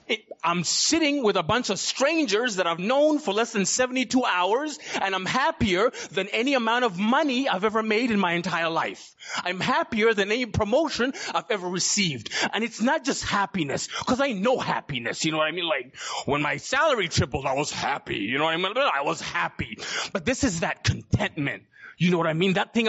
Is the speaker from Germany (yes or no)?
no; Uganda; born there; So I was born in Uganda, East Africa, in 1982.